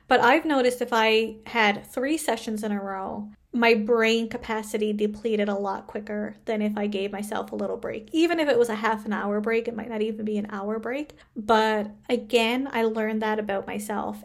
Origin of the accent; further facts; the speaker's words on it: Canada; I am a Canadian social worker